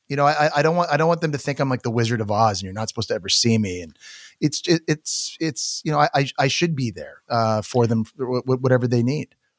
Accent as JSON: {"language": "English", "country": "Canada", "said": "I'm Canadian"}